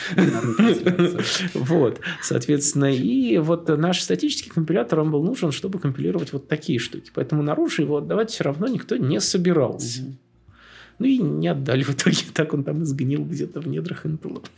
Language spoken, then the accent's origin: Russian; Tula, Tula Oblast, Russia; moved away; я сам из Тулы